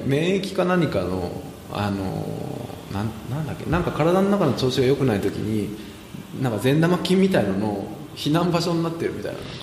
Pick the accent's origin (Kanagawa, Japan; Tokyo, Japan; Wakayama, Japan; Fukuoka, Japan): Tokyo, Japan; moved away as an adult; now in Singapore; 自分の実家の近くでねあ僕は文京区の